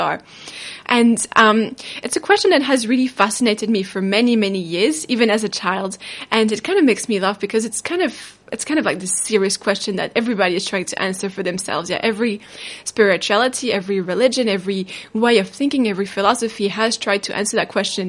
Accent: France; now in New Zealand; I come from France, but I live in New Zealand

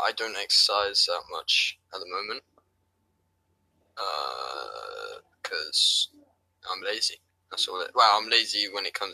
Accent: England, United Kingdom; I'm from England, yeah, United Kingdoms.

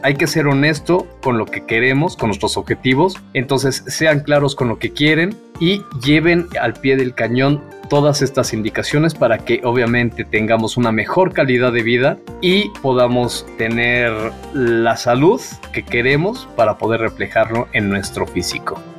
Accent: Mexico; yo seguía comiendo como el mexicano promedio

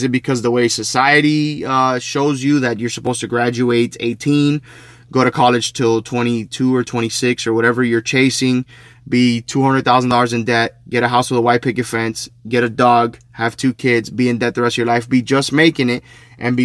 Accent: Hialeah, Florida, United States; in front of a park called Bright Park where I grew up in Hialeah.

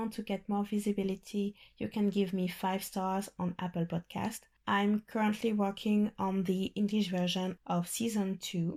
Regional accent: Guadeloupe; I'm from Guadeloupe

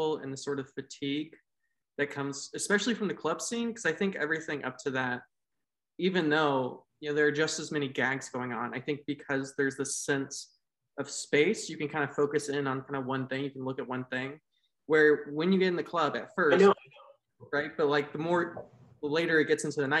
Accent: United States; I'm an American

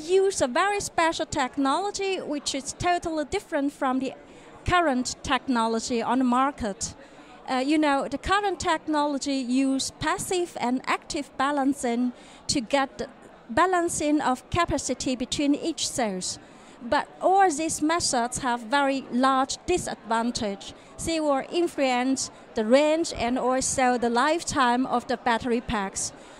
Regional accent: South Germany, Germany; English is a second language; also born or lived in China; I come from South Germany.

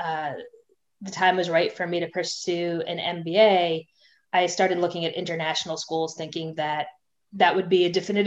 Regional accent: Boston, Massachusetts, United States; accent: American; also born or lived in England; I grew up in Boston, which, you know, I grew up in a suburb of Boston

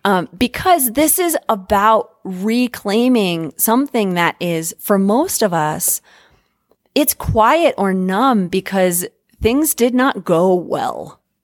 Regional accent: United States; as American fuckers

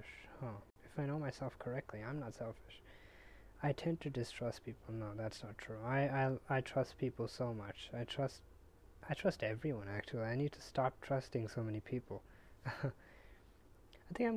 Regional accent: India; I'm Indian

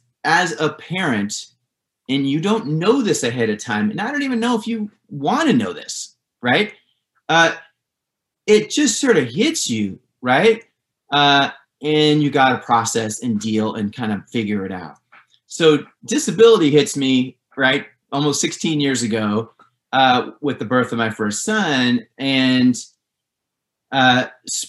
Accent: Santa Barbara, California, United States; now in Los Angeles, United States; I'm a surfer from Santa Barbara

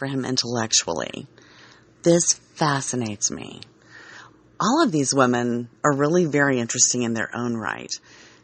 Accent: Dodge City, Kansas, United States; I grew up in Dodge City and spent my teenage summers working at Boot Hill Museum.

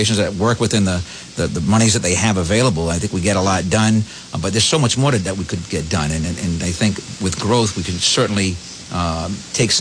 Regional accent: Woonsocket, Rhode Island, United States; I come from here, Roger. I was born and bred.

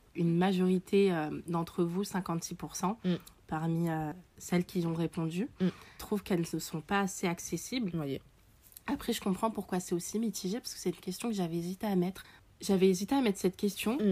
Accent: Paris, Île-de-France, France; on est parisienne

